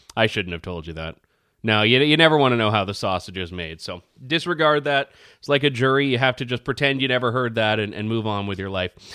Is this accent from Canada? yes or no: yes; Canada; I'm happy as a Canadian